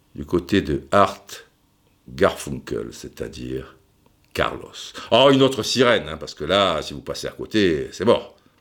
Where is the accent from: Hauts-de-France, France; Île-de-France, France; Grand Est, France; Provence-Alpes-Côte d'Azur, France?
Provence-Alpes-Côte d'Azur, France; Cannes; Moi, je suis de Cannes